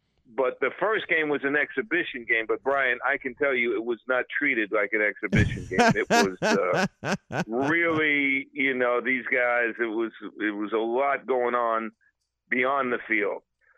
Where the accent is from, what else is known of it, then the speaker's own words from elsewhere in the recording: New York City, New York, United States; accent: Brooklyn; So I always tell people I was born in the South. South Brooklyn.